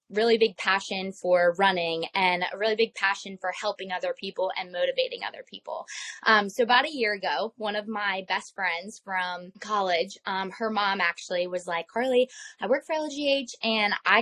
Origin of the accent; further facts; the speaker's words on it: Lancaster, Pennsylvania, United States; also born or lived in West Virginia / Florida; I'm from Lancaster